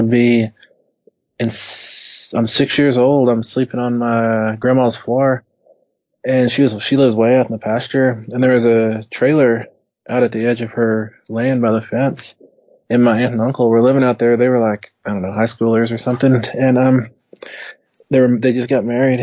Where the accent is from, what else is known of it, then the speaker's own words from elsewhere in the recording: West Texas, United States; born and raised in West Texas